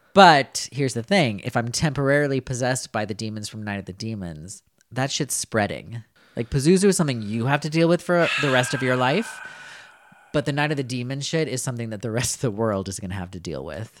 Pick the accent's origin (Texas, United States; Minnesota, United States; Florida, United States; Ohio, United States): Minnesota, United States; Winona; I am from Winona, Minnesota